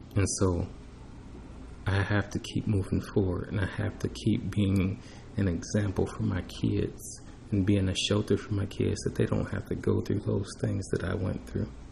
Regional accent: United States; I was born in America

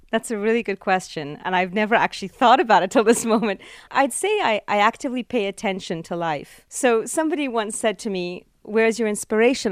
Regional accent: Canada; I'm truly Canadian

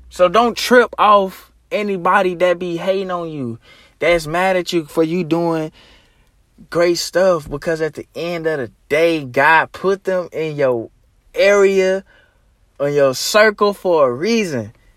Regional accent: Arkansas, United States; my hometown. I mean, my, uh, home state, Arkansas.

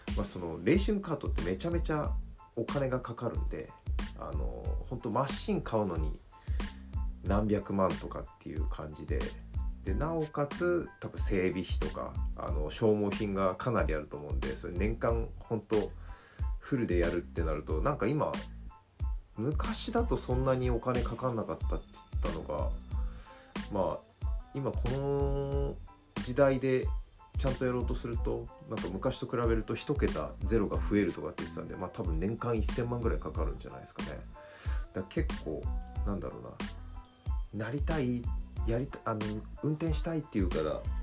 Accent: Yokohama, Kanagawa, Japan; 生まれは横浜市

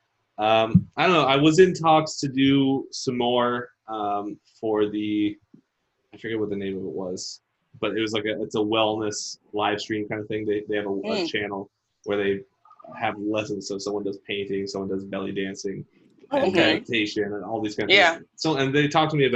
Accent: Washington, United States; In the town that I grew up in Washington.

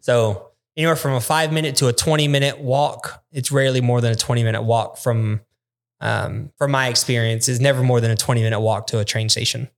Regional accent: United States; we're American

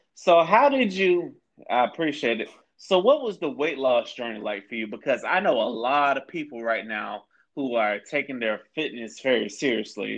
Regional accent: Tampa, Florida, United States; I'm from Tampa, Florida

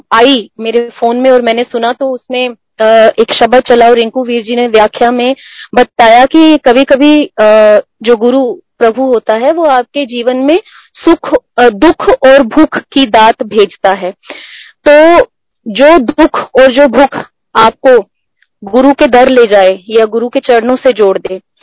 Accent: Himachal Pradesh, India; moved away as an adult; now in Delhi, India; हम हिमाचल से हैं तो दिल्ली में प्योरली जॉब के पर्पज से रह रहे हैं

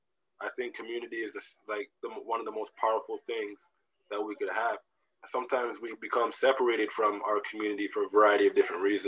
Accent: Jamaica; But even within me being a Jamaican person, I can't open up to every Jamaican person on the planet

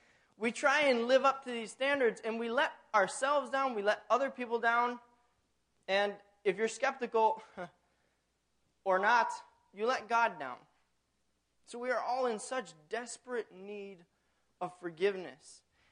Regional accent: Tanzania; now in United States; I grew up in Tanzania on Lake Tanganyika, and we had the most glorious sunsets.

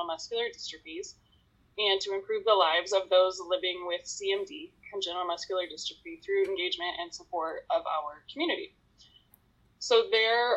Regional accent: Sioux City, Iowa, United States; now in Iowa City, United States; I'm in Iowa, Iowa City, but I grew up in Sioux City

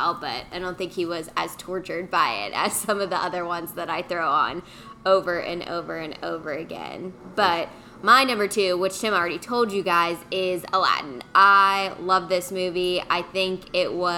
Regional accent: Pittsburgh, Pennsylvania, United States; moved away; I'm from Pittsburgh originally

